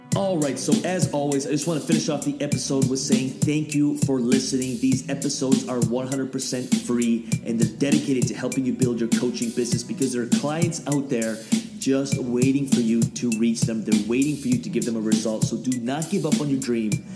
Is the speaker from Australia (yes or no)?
no; Kamloops, British Columbia, Canada; grew up in Kamloops. That's where I grew up